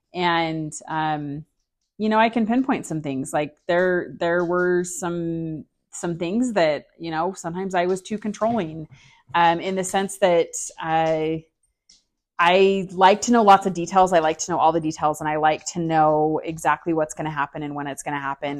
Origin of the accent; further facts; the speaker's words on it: Salt Lake City, Utah, United States; From Salt Lake City, Utah